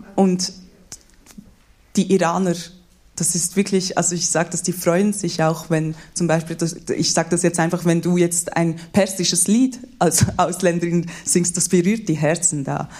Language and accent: German; Switzerland; ich bin in der Schweiz geboren, ich bin hier in der Schweiz aufgewachsen.